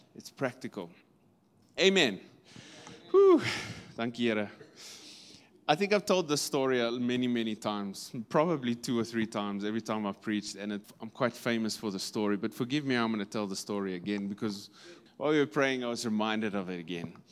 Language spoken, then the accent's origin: English; Kimberley, Northern Cape, South Africa; in the Northern Cape, we come from Kimberley